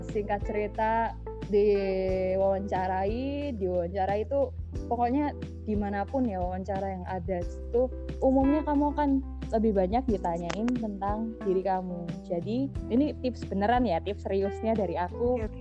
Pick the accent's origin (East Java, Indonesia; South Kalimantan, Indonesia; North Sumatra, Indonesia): East Java, Indonesia; Surabaya; moved away as an adult; now in Bontang, Indonesia; lahir di Surabaya sampai hmm. sampai 2017 di Surabaya